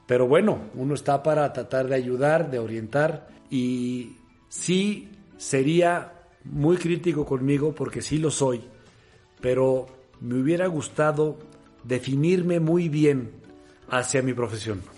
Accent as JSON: {"language": "Spanish", "country": "Mexico", "said": "como mexicanos"}